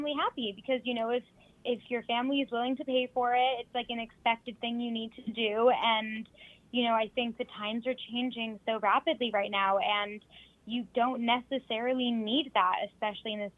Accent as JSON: {"language": "English", "town": "Toronto", "region": "Ontario", "country": "Canada", "tie": "born or raised there", "moved": "as an adult", "lives_now": "London, United Kingdom", "said": "I grew up in Toronto, Canada, born and raised there. I moved to London, England about 3.5"}